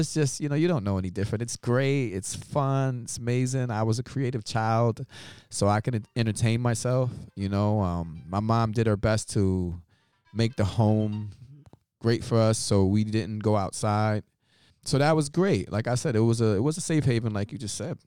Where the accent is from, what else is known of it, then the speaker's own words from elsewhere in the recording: New York City, New York, United States; I'm born and raised in Brooklyn, New York, of African American descent